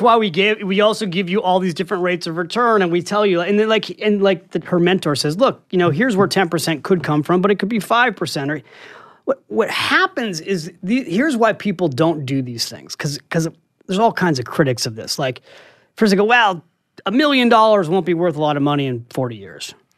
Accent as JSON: {"language": "English", "town": "San Francisco", "region": "California", "country": "United States", "moved": "as an adult", "lives_now": "New York City, United States", "said": "I'm from San Francisco, and I came here to write"}